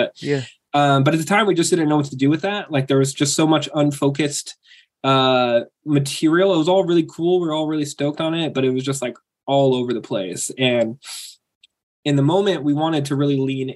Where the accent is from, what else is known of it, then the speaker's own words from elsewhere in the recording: Aberdeen, Washington, United States; moved away; also born or lived in Grays Harbor; Originally I'm from Aberdeen.